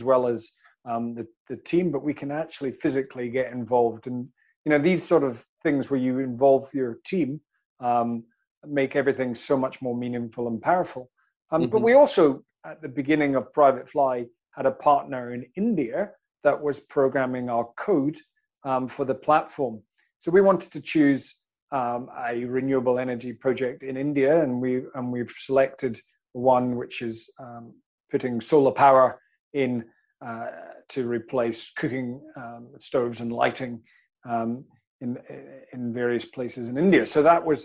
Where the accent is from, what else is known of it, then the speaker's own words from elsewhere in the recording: Scotland, United Kingdom; Scotland, which is my home country